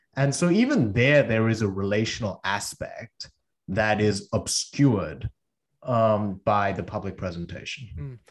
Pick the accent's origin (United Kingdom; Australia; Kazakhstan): Australia; English is a second language; also born or lived in South Korea; now in Cambridge, United States; I moved from South Korea to Australia when I was eight with my parents, and I didn't speak English